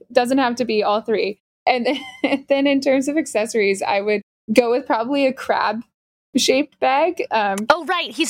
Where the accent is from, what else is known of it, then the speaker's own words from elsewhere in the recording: Maryland, United States; I'm from Maryland